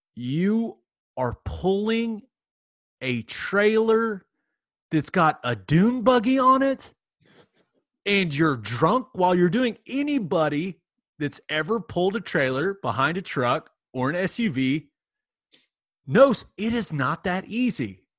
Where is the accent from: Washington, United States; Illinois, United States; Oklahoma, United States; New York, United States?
Oklahoma, United States; Nichols Hills; I grew up in Nichols Hills.